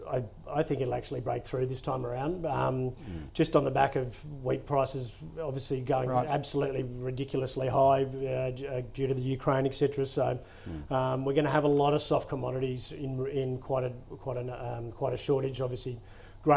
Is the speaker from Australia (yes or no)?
yes; Bellingen, New South Wales, Australia; moved away; my hometown